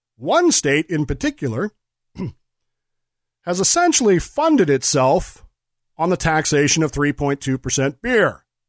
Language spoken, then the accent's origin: English; Colorado, United States; When I was growing up in Colorado